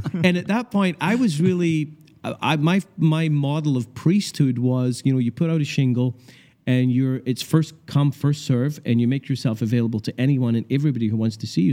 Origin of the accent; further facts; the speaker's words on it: Scotland, United Kingdom; moved away; also born or lived in Canada; I grew up in Scotland